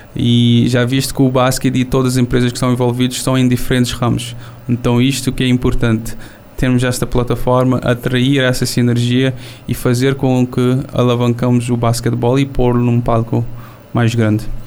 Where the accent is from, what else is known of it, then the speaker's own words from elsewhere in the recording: São Vicente island, Cape Verde; Estou aqui na Ilha dos são Vicente, Ilha das Caras, a ilha onde nasci